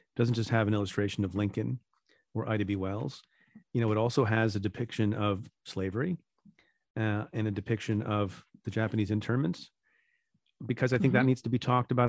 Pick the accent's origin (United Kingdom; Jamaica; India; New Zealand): India; now in United States; I'm an Indian immigrant. I was born in India. My parents were too, before we emigrated to the United States